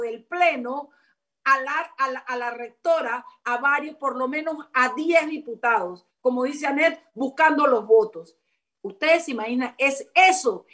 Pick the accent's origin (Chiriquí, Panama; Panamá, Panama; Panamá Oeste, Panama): Chiriquí, Panama; moved away; una universidad en Chiriquí una de las 10 provincias allá en mi pueblo